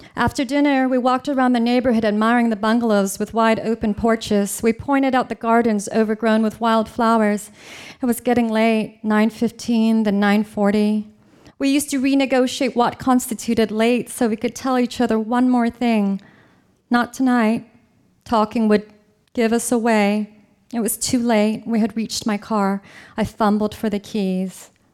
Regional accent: California, United States; I'm from California

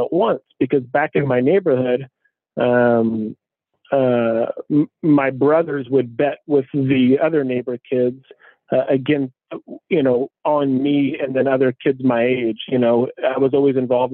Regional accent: Tacoma, Washington, United States; I grew up between the East Side and Hilltop in Tacoma.

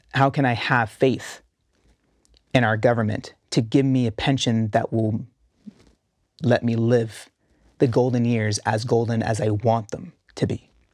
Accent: Canada; my home country

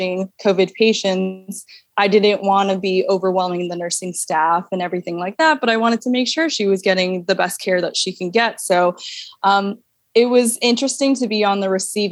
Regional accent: New York, United States; moved away as an adult; also born or lived in Hawaii; I'm born and raised in New York

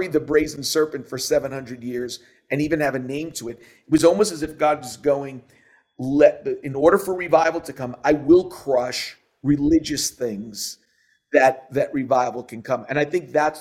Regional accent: New York City, New York, United States; you and I grew up in New York City

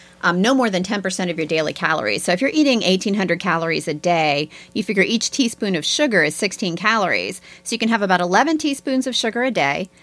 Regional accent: United States; I'm an American.

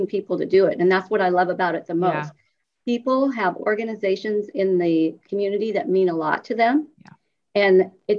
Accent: Milford, Nebraska, United States; moved away as an adult; now in Lincoln, United States; I grew up in Milford, Nebraska, which is about 25 miles west of Lincoln.

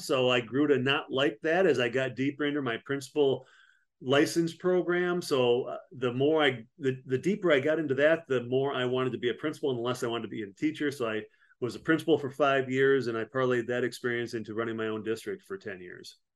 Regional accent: Platteville, Wisconsin, United States; moved away as an adult; also born or lived in Frankfurt, Germany / Panama / Fort Devens, Massachusetts; I'm from Platteville, Wisconsin originally

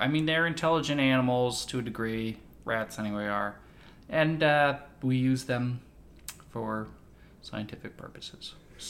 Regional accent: Texas, United States; I was born in Texas

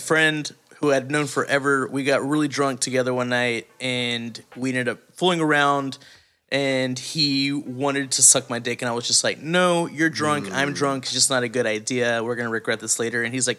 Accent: East Texas, United States; born or raised there

